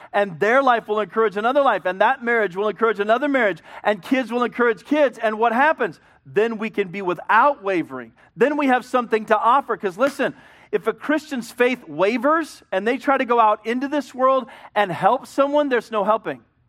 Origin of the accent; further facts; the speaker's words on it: Hemet, California, United States; I was raised in Hemet.